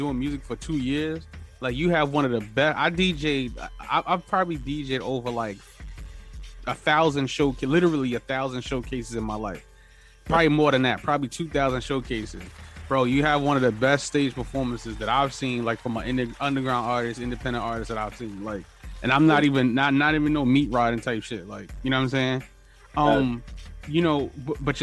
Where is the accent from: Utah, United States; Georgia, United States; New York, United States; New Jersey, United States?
New York, United States; New York City; I'm from Harlem too